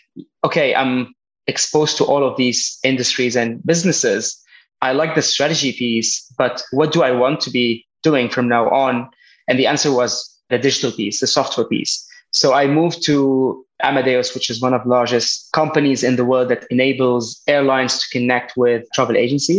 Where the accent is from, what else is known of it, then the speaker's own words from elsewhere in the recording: Lebanon; born there; also born or lived in France / Spain / United Kingdom / Berlin; I was born in Lebanon, half my life in France, studied in Spain, did some internship in the UK. I lived a bit in Berlin, trying to help a startup.